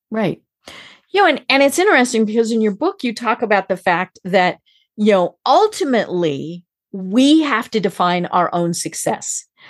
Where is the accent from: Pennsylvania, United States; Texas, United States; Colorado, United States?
Colorado, United States; now in Atlanta, United States; I live in Atlanta, And I'm from Colorado